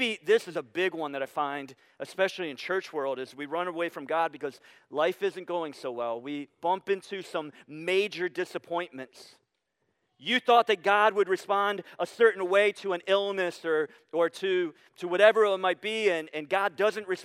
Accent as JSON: {"language": "English", "town": "Sandusky", "region": "Ohio", "country": "United States", "tie": "born or raised there", "also_born_or_lived": "Pittsburgh, Pennsylvania", "moved": "yes", "said": "I grew up in Sandusky on Camp Street"}